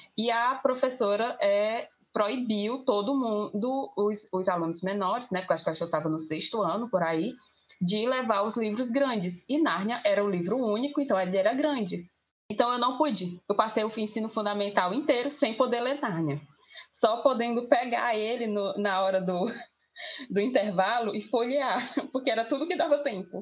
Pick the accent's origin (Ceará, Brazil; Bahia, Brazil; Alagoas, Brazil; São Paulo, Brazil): Ceará, Brazil; Itapajé; sou de Itapajé, Ceará